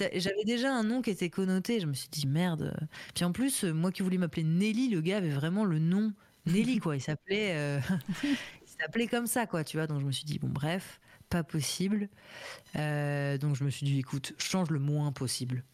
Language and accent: French; Paris, Île-de-France, France; j'étais à l'école primaire Alexandre Dumas, dans le 11e